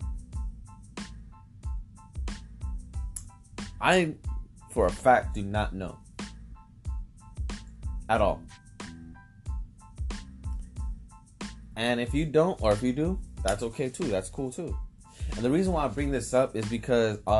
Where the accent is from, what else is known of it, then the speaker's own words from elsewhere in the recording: San Diego, California, United States; also born or lived in Venice Beach, Los Angeles; I grew up in San Diego for my teenagers, most of the part.